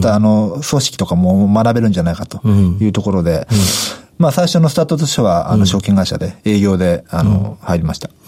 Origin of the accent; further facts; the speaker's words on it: Tokyo, Japan; 東京都の浅草になります